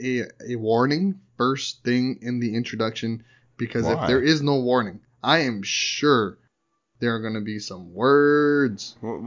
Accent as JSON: {"language": "English", "region": "Hawaii", "country": "United States", "said": "I'm from Hawaii"}